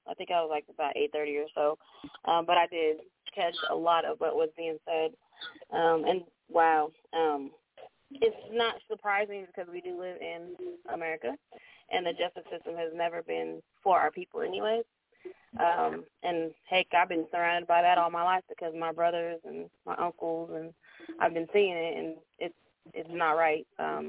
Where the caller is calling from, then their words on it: Muskogee, Oklahoma, United States; I'm calling from Muskogee, Oklahoma.